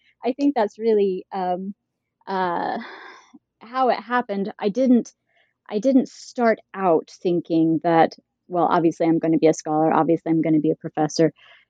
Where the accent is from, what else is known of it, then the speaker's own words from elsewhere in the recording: Utah, United States; also born or lived in Idaho; I grew up in Utah and Idaho, and I grew up within a very conservative faith community.